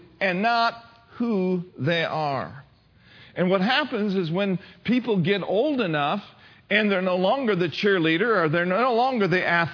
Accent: Minneapolis, Minnesota, United States; I was born and raised in Minneapolis, Minnesota

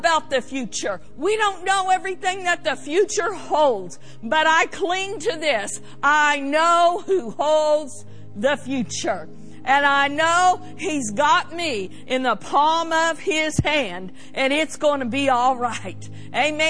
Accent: United States; as American citizens

